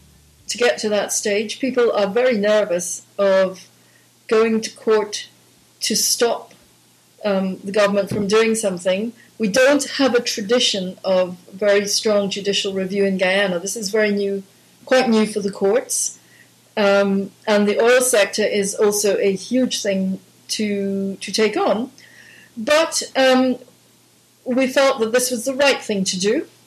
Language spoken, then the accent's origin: English; Zambia; I grew up in Zambia. We lived in a small area that was really there because of at the time the largest open pit in the world.